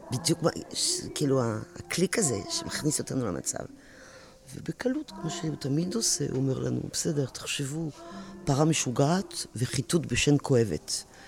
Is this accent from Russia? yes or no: no; France; Hebrew is a second language; moved away as an adult; now in Israel; אני באתי מצרפת